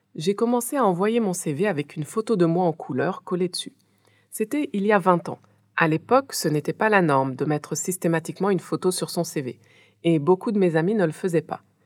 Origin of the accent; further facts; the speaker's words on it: France; moved away as an adult; also born or lived in Haiti; now in West Africa; je suis née et j'ai grandi en France